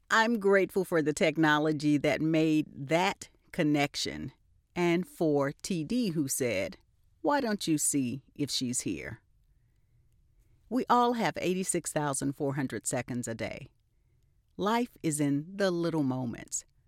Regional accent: Albany, Georgia, United States; My hometown is Albany, Georgia

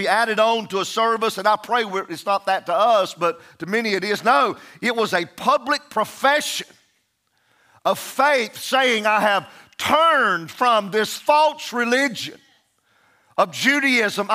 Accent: United States; I still am proud to be American.

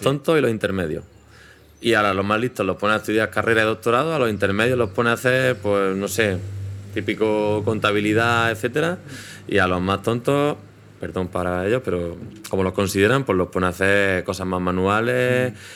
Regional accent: Spain; now in Madrid, Spain; nosotros somos españoles, hablamos español

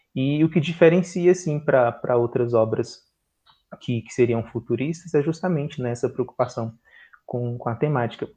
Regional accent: Brasília, Federal District, Brazil; Eu sou daqui de Brasília

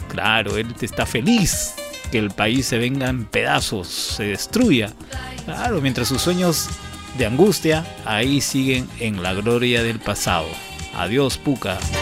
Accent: Peru

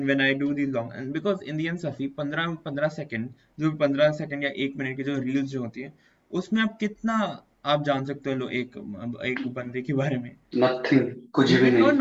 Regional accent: Dubai, United Arab Emirates; because I was born in Dubai. I was brought up

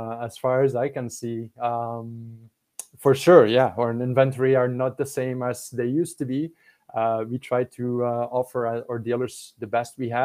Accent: Belgium; English is a second language; now in Canada; I'm from Belgium

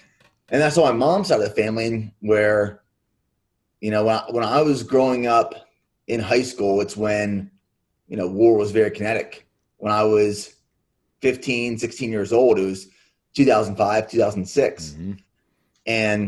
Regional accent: Pennsylvania, United States; And I grew up in Central Pennsylvania, dynamic family, where my dad's side of the family, they were all dairy farmers in Central Pennsylvania.

